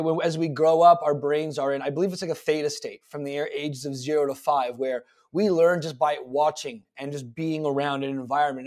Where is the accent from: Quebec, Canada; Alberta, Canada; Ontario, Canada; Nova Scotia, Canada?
Ontario, Canada; Toronto; I was born February eighth, nineteen eighty-six in Toronto in a hospital that no longer exists